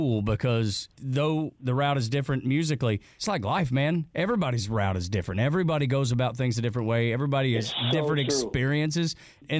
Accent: Northwest Georgia, United States; growing up in Northwest Georgia

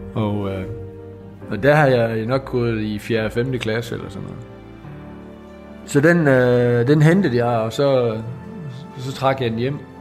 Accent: Skovlund, Southern Denmark, Denmark; jeg er bundesøn fra Skovlund. Øh, mine forældre havde en, en ejendom der.

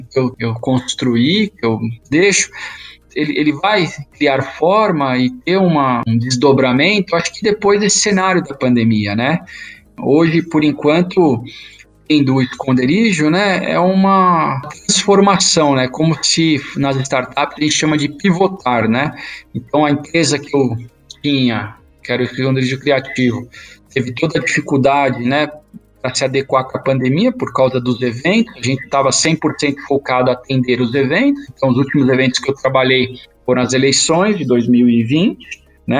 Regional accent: São Paulo, Brazil; nasci na Zona Leste

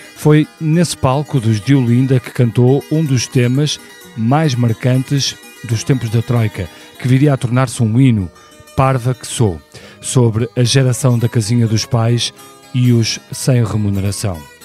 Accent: Porto, Norte, Portugal; nasci no Porto em 1976

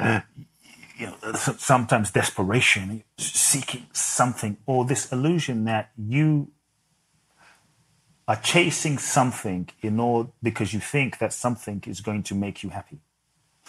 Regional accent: London, United Kingdom; moved away as an adult; also born or lived in Ghana; now in United States; I was born in Ghana. My father's from Ghana. My mother's Japanese. I grew up in London.

